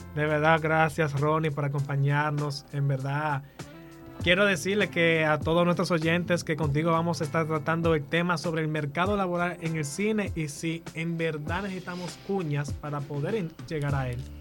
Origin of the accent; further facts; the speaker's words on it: La Vega, Dominican Republic; Yo que soy de La Vega